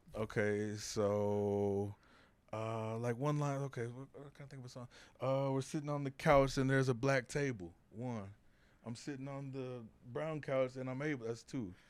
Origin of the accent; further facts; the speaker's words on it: San Antonio, Texas, United States; also born or lived in South Waco; now in Waco, United States; I grew up in San Antonio